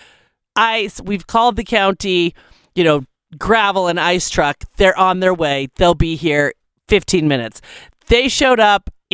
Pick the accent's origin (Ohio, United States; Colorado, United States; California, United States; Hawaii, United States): Colorado, United States; I'm from Colorado.